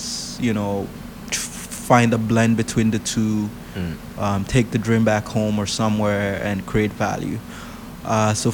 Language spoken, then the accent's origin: English; Nigeria; moved away; I was born in Nigeria